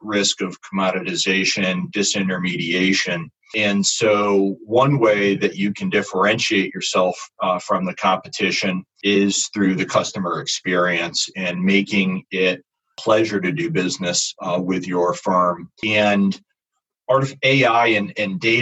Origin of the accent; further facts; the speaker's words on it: United States; being an American and operating mostly in the U.S.